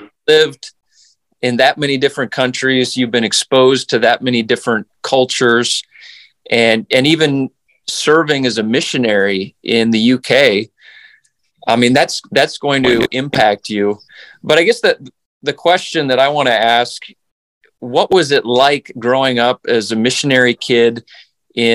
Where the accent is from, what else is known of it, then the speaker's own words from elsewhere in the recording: Canada; now in United States; I grew up in Canada